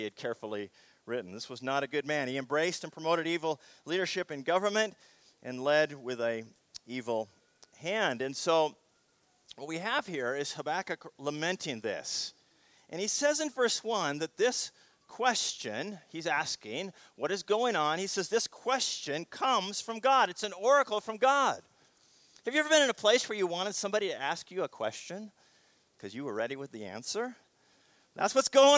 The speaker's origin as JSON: {"language": "English", "town": "Seattle", "region": "Washington", "country": "United States", "tie": "born or raised there", "said": "the city that I grew up in Seattle"}